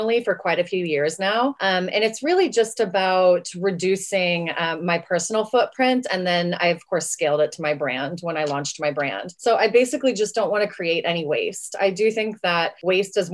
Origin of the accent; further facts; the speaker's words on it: West Texas, United States; I'm from West Texas